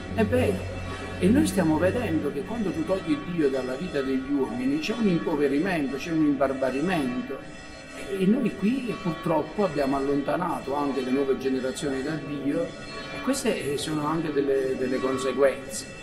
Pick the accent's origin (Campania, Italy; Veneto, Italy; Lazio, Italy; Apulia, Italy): Campania, Italy; Forio; Io sono nato a Furio, sono un foriano doc, sono cresciuto sotto, ecco, la palma di, di San Vito